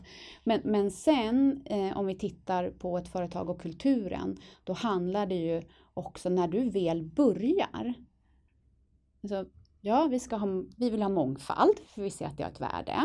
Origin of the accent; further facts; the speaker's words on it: Stockholm, Stockholm County, Sweden; also born or lived in Dalarna; Stockholm, södra sidan av stan med anknytning till Dalarna på min pappas sida.